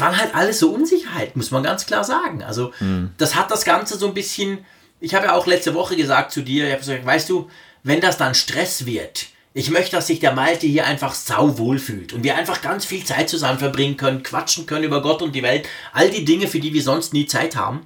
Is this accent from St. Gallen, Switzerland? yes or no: no; Bern, Switzerland; accent: Berndeutsch; first language Swiss German; in Bern, also meine Heimatstadt